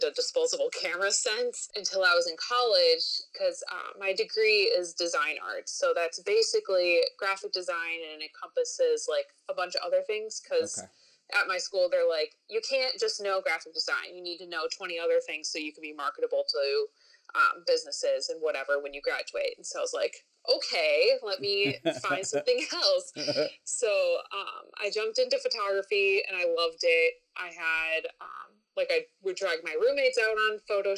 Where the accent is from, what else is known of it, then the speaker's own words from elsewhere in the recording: Wisconsin, United States; moved away as an adult; also born or lived in Nashville, Tennessee; now in Orlando, United States; I grew up in Wisconsin.